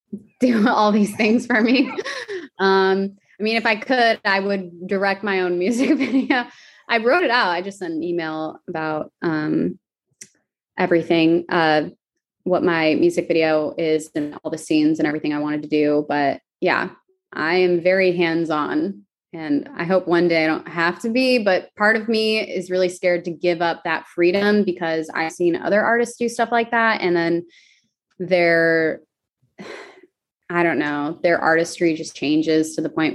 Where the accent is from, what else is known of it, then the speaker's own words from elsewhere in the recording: Arizona, United States; I'm from Arizona